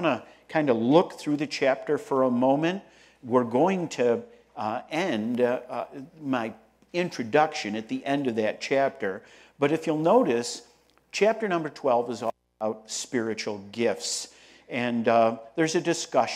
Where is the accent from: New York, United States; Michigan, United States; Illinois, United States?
New York, United States; Rochester; I'm from Rochester, New York, upstate New York